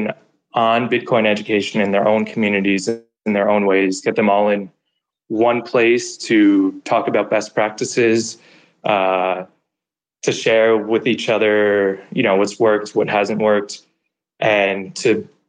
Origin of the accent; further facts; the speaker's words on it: New York, United States; moved away as an adult; now in El Salvador; I'm from New York originally, I'm from the US